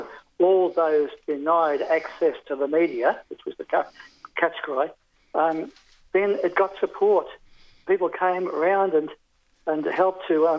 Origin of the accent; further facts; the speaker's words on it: Melbourne, Victoria, Australia; moved away as an adult; now in New South Wales, Australia; I was born in Northcote, 21 Tannergrove, Northcote